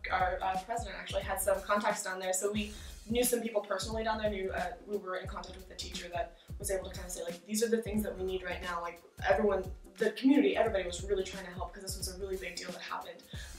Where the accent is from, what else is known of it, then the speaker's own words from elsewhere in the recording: Washington, District of Columbia, United States; I'm from Washington, D.C.